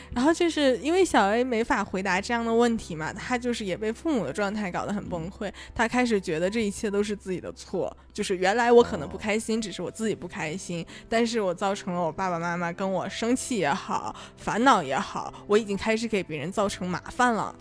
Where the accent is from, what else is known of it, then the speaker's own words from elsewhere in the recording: Northeast China, China; accent: Northeastern dialect; 用我们东北话说哈，那个状态叫拧巴